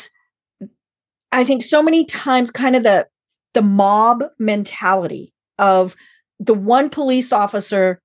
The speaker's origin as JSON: {"language": "English", "area": "outside of Steamboat Springs", "region": "Colorado", "country": "United States", "tie": "born or raised there", "said": "I'm from Colorado. I grew up outside of Steamboat"}